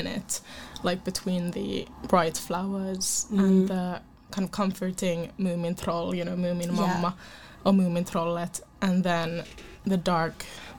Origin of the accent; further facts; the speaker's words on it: Helsinki, Uusimaa, Finland; I'm from Helsinki.